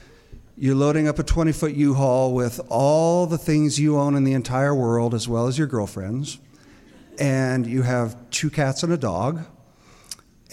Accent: Boise, Idaho, United States; moved away as an adult; also born or lived in San Antonio, Texas / New York City; I grew up here. I'm as much of a native as I can be. I was born in San Antonio, but my family brought here when I was an infant. So I'm pretty much a native. Grew up here in the 70s and 80s. And Boise was kind of a cow town.

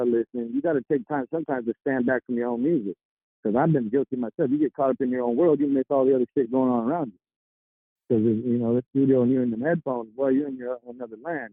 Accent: Stockton, California, United States; also born or lived in San Luis Obispo / Santa Barbara area, California; now in Central Coast, California, United States; I'm from Stockton, but I'm the Central Coast

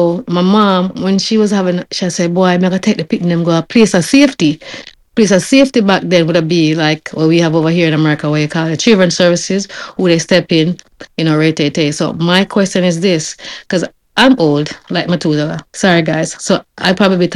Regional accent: Jamaica; moved away; when I was growing up in Jamaica

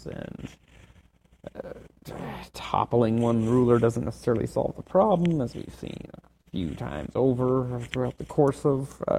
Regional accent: West Coast, United States; I'm an American on the West Coast. I'm on the other side of the planet.

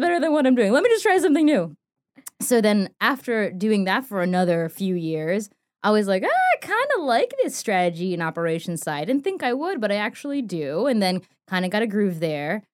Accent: New York City, New York, United States; moved away as an adult; also born or lived in North Carolina; me growing up in New York City

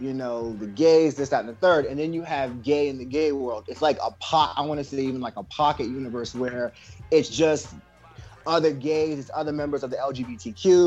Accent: Potomac, Maryland, United States; moved away; also born or lived in southern Virginia; I'm originally from Potomac, Maryland. I transitioned to Virginia, southern part of Virginia, in the late 90s.

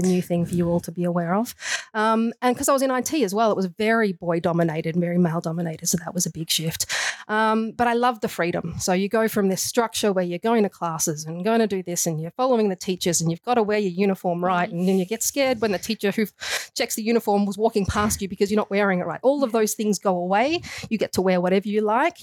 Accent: Australia; accent: Australian; moved away as an adult; also born or lived in San Francisco / Canada; I do have an Australian accent, so I'm putting that out there first. I was born in Australia, but I did move over to Canada um, in my later years.

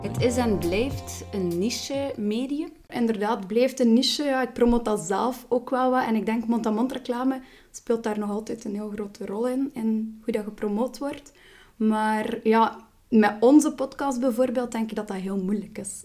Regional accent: Roeselare, Flanders, Belgium; ik ben geboren en getogen in Ruslaar.

